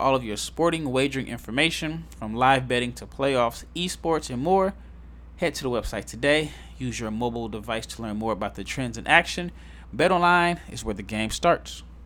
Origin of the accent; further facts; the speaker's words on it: Nebraska, United States; moved away as an adult; also born or lived in Mississippi / Turkey; I'm from Nebraska.